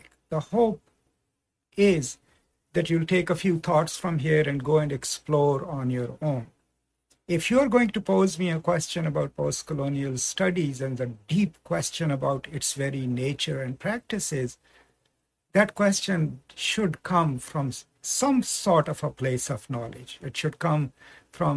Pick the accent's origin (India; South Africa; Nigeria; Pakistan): Pakistan; moved away; also born or lived in United States; I'm originally from Pakistan